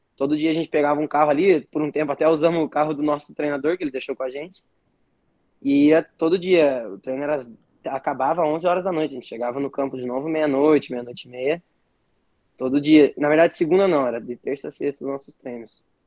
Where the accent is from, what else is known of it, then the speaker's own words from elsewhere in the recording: Paraná, Brazil; Eu sou aqui do Paraná